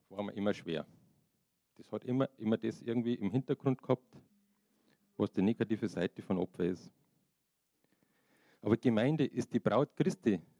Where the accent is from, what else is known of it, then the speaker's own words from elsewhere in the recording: Bavaria, Germany; und als Bayer bin ich auch Deutscher.